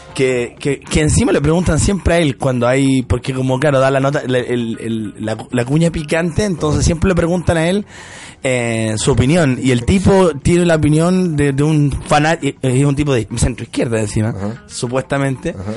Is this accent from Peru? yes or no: no; Chile; accent: Chilean; mi acento chileno